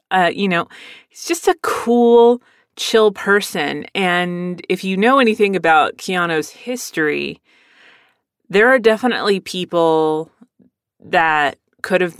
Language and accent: English; Pennsylvania, United States; born there; My brother was born in San Diego. I was born in Pennsylvania.